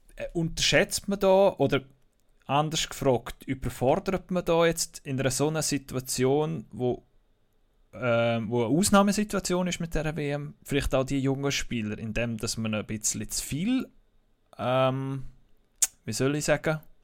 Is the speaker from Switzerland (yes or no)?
yes; Switzerland; bei uns in der Schweiz